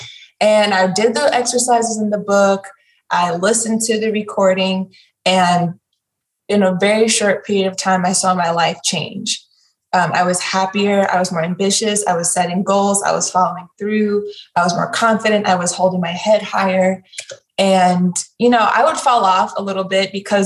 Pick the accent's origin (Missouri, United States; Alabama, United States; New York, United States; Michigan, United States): Missouri, United States; St. Louis; Growing up in St. Louis, Missouri is very segregated